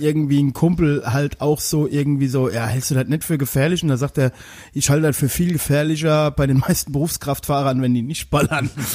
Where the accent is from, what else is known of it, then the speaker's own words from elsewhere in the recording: Westerwald, Rhineland-Palatinate, Germany; ich komme ja aus dem Westerwald